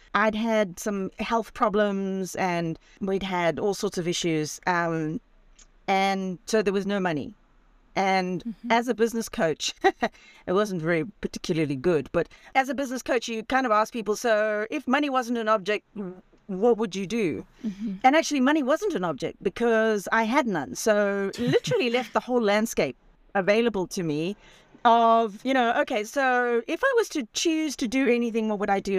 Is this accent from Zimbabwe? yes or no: yes; Zimbabwe; moved away as an adult; also born or lived in Spain; I, I, was born and raised in Zimbabwe